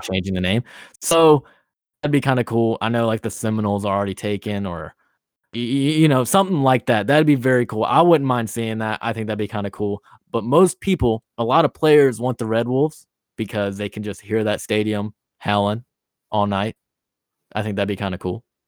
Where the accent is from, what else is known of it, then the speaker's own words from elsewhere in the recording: Nashville, Tennessee, United States; I'm from Nashville.